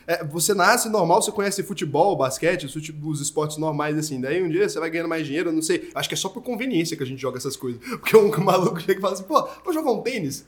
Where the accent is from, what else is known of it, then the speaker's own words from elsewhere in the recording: Goiânia, Goiás, Brazil; now in São Paulo, Brazil; Eu sou de Goiânia